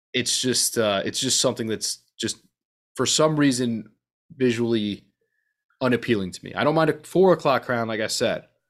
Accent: New York, United States; being a New Yorker

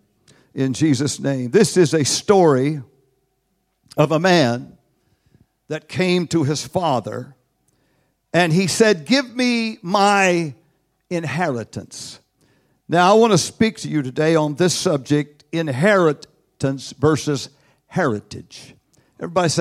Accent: United States; I am from the United States of America.

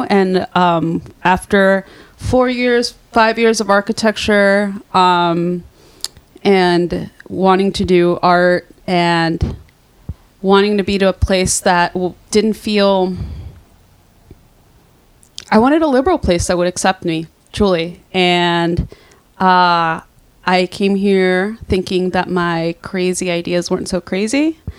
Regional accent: Brownsville, Texas, United States; But yeah, no, I'm from Brownsville

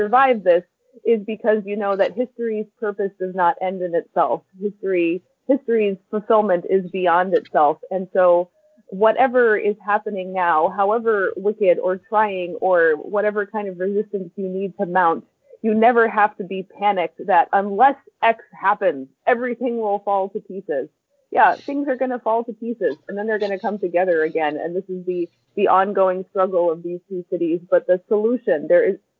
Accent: United States; moved away; my home country

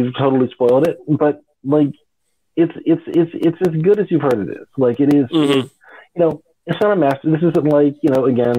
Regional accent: California, United States; yeah, I grew up in Southern California. I've been drinking Corona since I was 17 years old

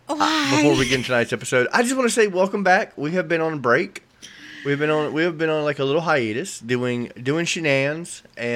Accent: the South, United States; accent: Southern; When I'm angry, I sound more northern because I grew up in a northern family in the South.

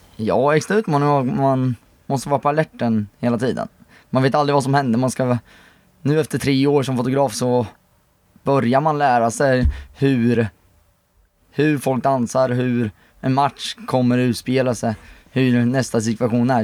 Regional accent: Motala, Östergötland, Sweden; now in Enköping, Sweden; Kommer från Motala, men bor nu i Enköping.

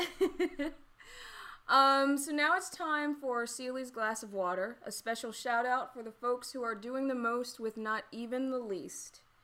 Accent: the South, United States; I'm from the South

